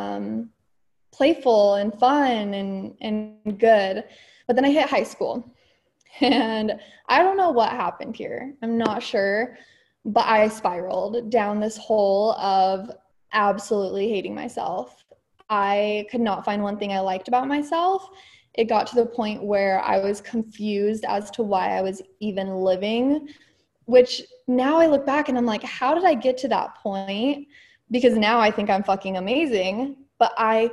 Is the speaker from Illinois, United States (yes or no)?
no; Utah, United States; also born or lived in California; I was technically born in California, but I moved to Utah very young. So I would say I grew up in Utah.